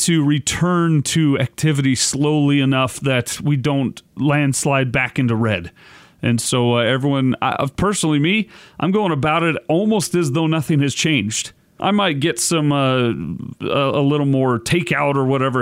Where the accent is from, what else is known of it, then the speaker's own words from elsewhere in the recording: Layton, Utah, United States; growing up in Layton